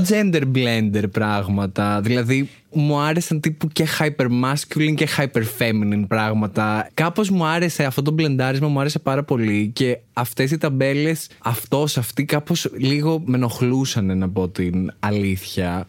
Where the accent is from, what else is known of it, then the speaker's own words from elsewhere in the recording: Athens, Attica, Greece; μεγάλωσα στην Αθήνα